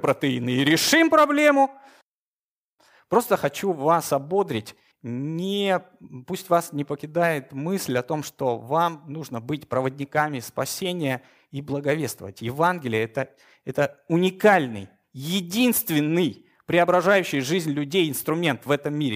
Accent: Moscow, Russia; Я утомленный москвич.

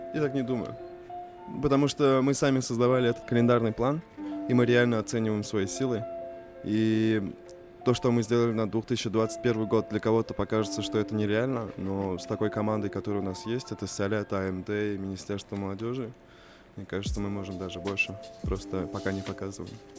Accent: Tatarstan, Russia; also born or lived in Istanbul, Turkey; у нас в Татарстане

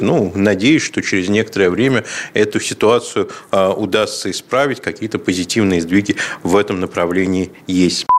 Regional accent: Russia; я а, из России

